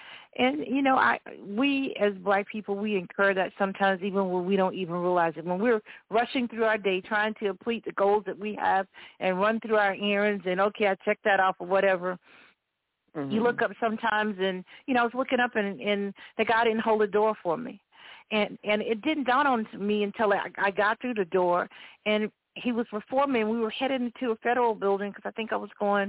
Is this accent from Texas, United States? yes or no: no; Florida, United States; our home state, or my home state